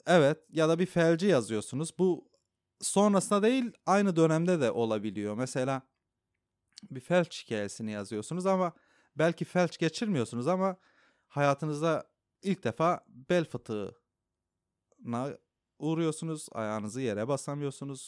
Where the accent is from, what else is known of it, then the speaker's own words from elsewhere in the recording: Diyarbakır, Diyarbakır Province, Turkey; first language Kurdish; Turkish is a second language; moved away as an adult; now in Istanbul, Turkey; ben Diyarbakır'dayken, e, Kürt olduğumu o kadar hatırlamıyordum